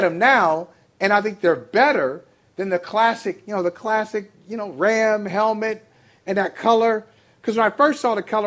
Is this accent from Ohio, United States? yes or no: yes; Northeast Ohio, United States; I grew up watching them in Northeast Ohio.